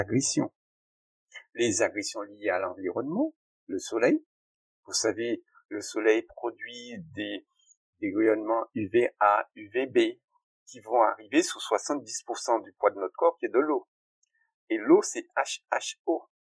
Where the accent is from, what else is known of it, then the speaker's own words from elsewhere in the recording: Guadeloupe; les richesses de la France de demain sont chez nous